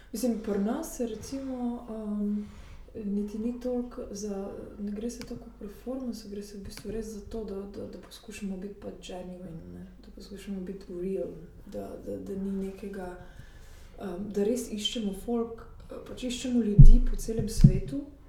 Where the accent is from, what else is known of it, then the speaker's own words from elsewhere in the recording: Slovenia; moved away as an adult; now in Paris, France; jaz sem pač iz Slovenije